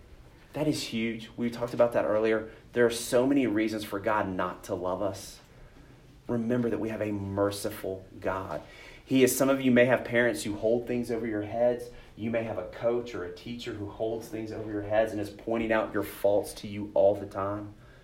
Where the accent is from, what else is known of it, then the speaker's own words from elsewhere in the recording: Texas, United States; I grew up in Texas, went to a camp called Pine Cove